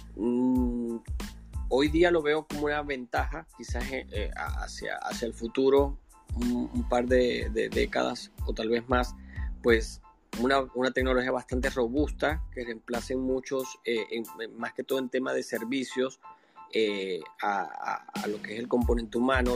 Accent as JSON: {"language": "Spanish", "country": "Venezuela", "moved": "as an adult", "lives_now": "Panama", "said": "soy venezolano, tengo siete años acá en Panamá"}